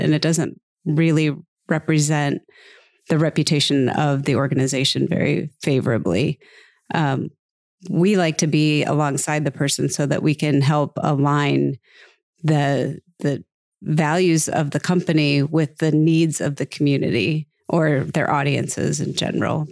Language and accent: English; Minnesota, United States; now in Phoenix, United States; I'm from Minnesota